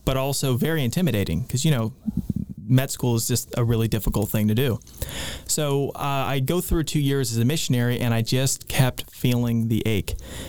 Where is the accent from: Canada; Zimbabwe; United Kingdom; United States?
United States; Orlando, Florida; moved away as an adult; now in Nashville, United States; I was born and raised in Orlando, Florida, and like any good Floridian